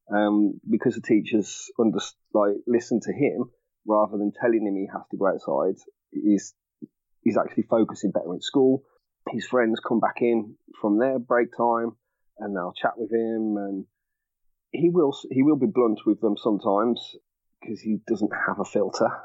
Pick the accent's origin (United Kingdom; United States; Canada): United Kingdom; Birmingham, West Midlands; I am from Birmingham, England born born and raised